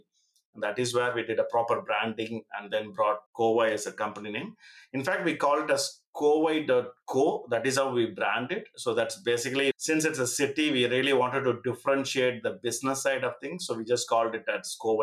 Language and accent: English; Coimbatore, Tamil Nadu, India; moved away; also born or lived in United Kingdom; I'm from Coimbatore